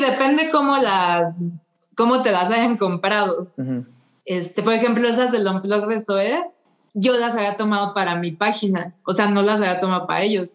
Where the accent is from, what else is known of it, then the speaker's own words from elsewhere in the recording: Mexico; soy una fotógrafa, vengo de México